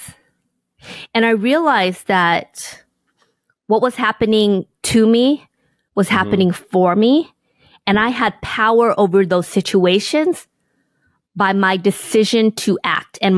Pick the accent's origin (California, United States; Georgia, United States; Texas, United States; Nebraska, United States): California, United States; Inglewood; growing up in Inglewood, California, in poverty